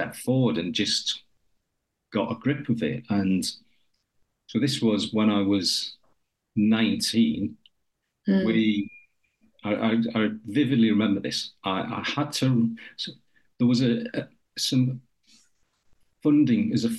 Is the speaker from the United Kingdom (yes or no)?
yes; Newcastle upon Tyne, North East England, United Kingdom; accent: Geordie; moved away as an adult; also born or lived in Huddersfield; I was growing up in Newcastle.